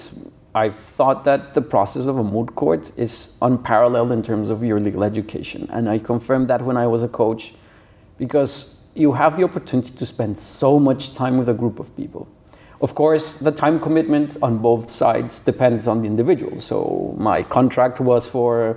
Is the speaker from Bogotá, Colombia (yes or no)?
yes; Bogotá, Colombia; moved away as an adult; I was born in 1982, so I grew up there through all of the 80s